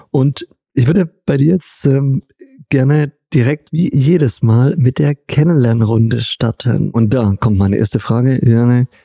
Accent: Stuttgart, Baden-Württemberg, Germany; wir haben einen wahnsinnig leckeren Veggie-Döner bei uns in Stuttgart

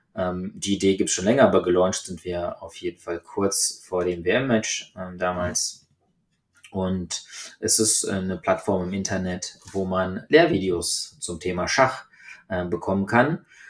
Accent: Germany; bei uns in Deutschland

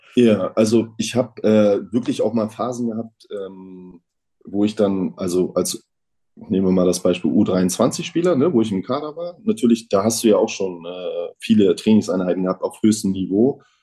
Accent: Neubrandenburg, Mecklenburg-Vorpommern, Germany; bei uns in Neubrandenburg

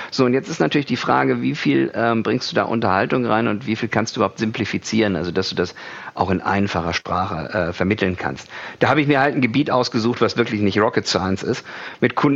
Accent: Kiel, Schleswig-Holstein, Germany; moved away as an adult; Also ich komme aus Kiel. Äh, musste da aber weg, weil die Leute sind da äh, eher einsilbig.

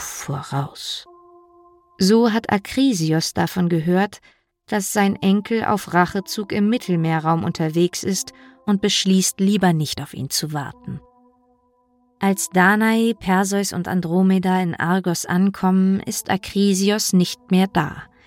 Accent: Berlin, Germany; in meiner Heimatstadt Berlin

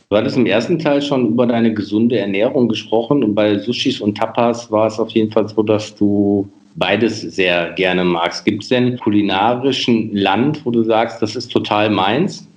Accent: Münsterland, North Rhine-Westphalia, Germany; Ich komme gebürtig aus dem Münsterland

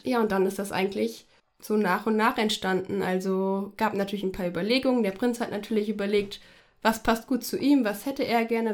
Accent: Fulda, Hesse, Germany; also born or lived in Frankfurt; bin aufgewachsen in Fulda, noch besser am Petersberg

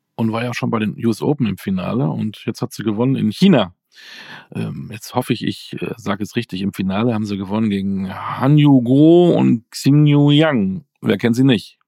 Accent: Münster, North Rhine-Westphalia, Germany; ich bin ja Münsteraner

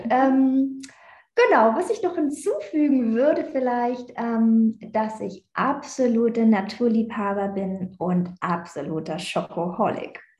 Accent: Berlin, Germany; Ich bin ja eigentlich Berliner Göre, ich komme aus Berlin

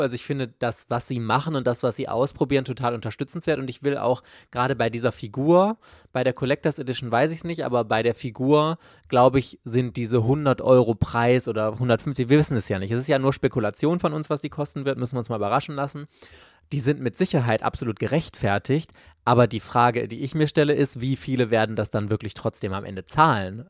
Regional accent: Germany; hier bei uns in Deutschland

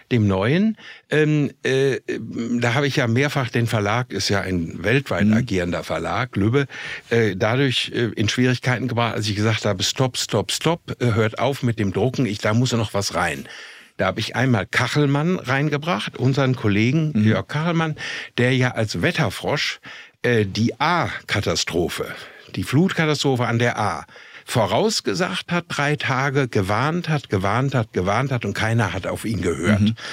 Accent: Minden, North Rhine-Westphalia, Germany; ich komme aus Minden in Westfalen.

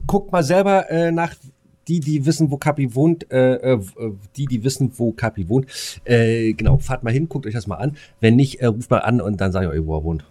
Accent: Bad Freienwalde, Brandenburg, Germany

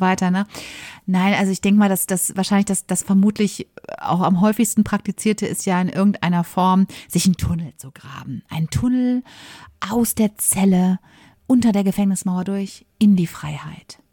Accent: Bochum, North Rhine-Westphalia, Germany; moved away as an adult; also born or lived in Essen / Bayreuth; now in Munich, Germany; Ich komme ursprünglich aus Bochum, bin dort geboren und aufgewachsen

